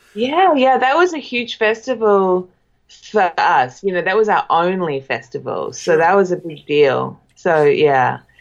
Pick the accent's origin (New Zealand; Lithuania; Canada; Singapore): New Zealand; now in Echo Park, United States; I'm a New Zealander